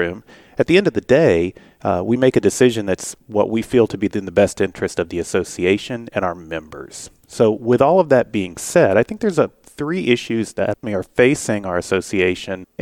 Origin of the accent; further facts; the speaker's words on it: Fort Worth, Texas, United States; I'm from Fort Worth, Texas